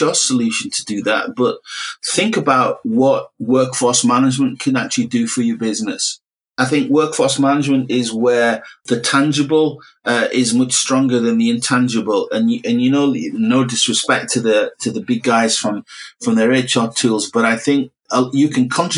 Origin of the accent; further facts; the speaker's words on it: Middlesbrough, North East England, United Kingdom; I'm from Middlesbrough